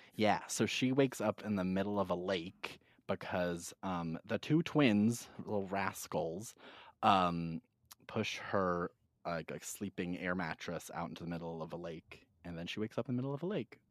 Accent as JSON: {"language": "English", "region": "Massachusetts", "country": "United States", "tie": "born or raised there", "said": "a seven-year-old gay boy growing up in Massachusetts"}